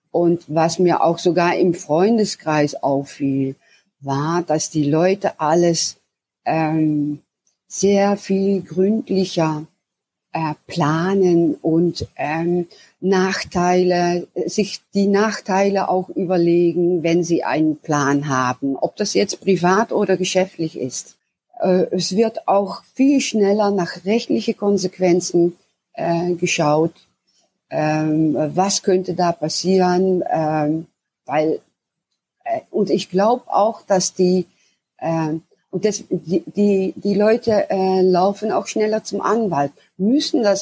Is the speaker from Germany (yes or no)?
no; the south, Netherlands; also born or lived in Amsterdam; now in Groningen, Netherlands; Ich bin im Süden aufgewachsen und war äh, 25 Jahre lang in der Randstadt